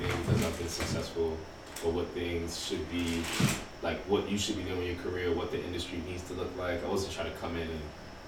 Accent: New York City, New York, United States; also born or lived in Ghana; growing up in the Bronx, growing up in the city

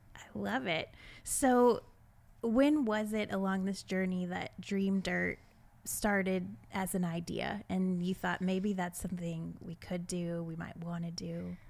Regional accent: Iowa, United States; born or raised there

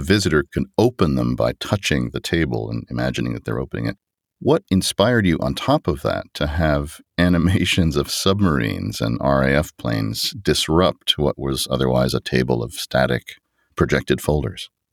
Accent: United States; as an American

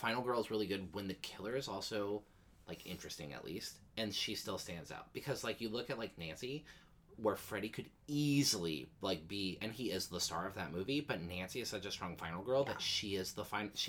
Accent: Canada; I'm Canadian

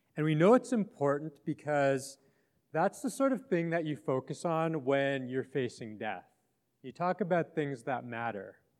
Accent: Western Canada, Canada; I grew up in Western Canada on, on the plains there

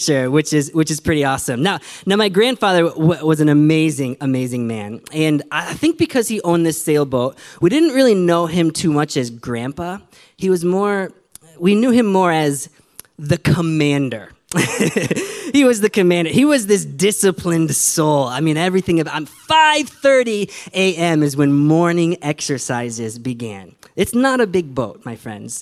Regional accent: Michigan, United States; I grew up in Michigan in the Midwest.

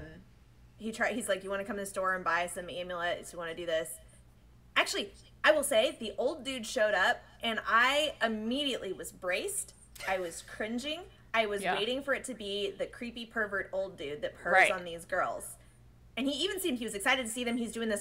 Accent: United States; I'm such an American

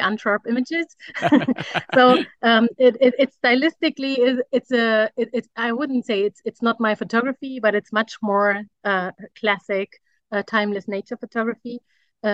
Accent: Germany; I'm a photographer from Germany.

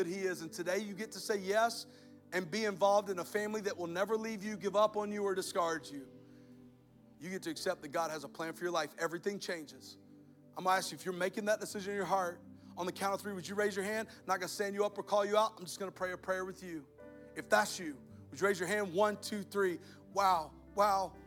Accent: Alabama, United States; I'm from Alabama

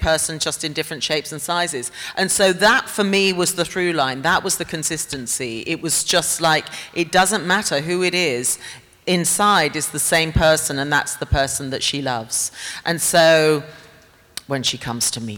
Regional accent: England, United Kingdom; born or raised there

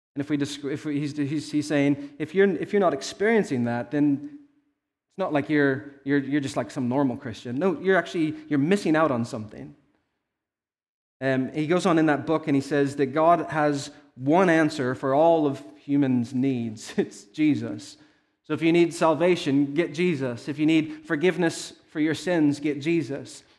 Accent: Arizona, United States; I was born in Arizona

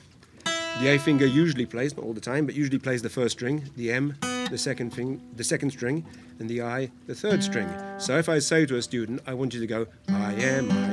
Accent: United Kingdom; now in Hong Kong; I grew up in near London

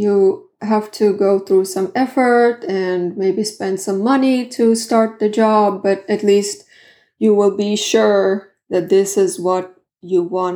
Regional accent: Southern Finland, Finland; first language Swedish; English is a second language; I'm from the south. Like, I'm... South Finland. I'm Swedish-speaking Finn.

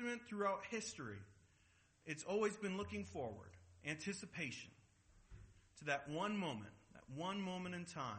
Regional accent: Seattle, Washington, United States; I'm from Seattle. I'm a Mariners fan.

